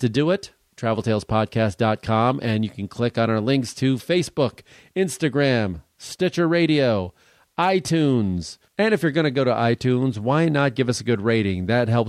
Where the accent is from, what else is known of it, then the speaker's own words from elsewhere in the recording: Chicago, Illinois, United States; also born or lived in Port Washington, Wisconsin; we're both from Chicago